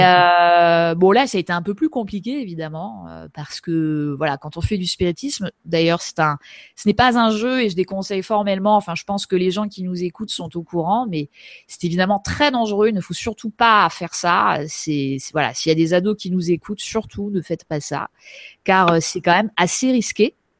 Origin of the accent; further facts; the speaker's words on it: Pays de la Loire, France; je suis née dans le Maine-et-Loire en 1980